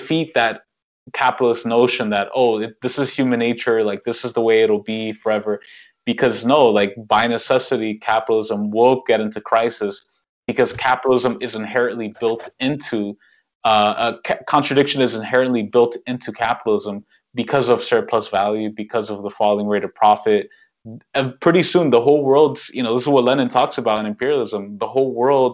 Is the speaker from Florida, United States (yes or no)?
no; New York, United States; I'm from New York, like, in New York